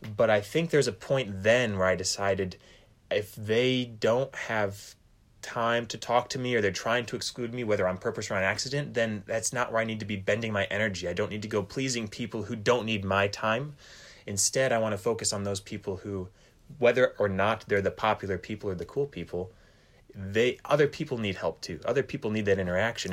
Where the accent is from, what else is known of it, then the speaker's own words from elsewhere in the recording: Fremont, Michigan, United States; moved away; I'm from Fremont, Michigan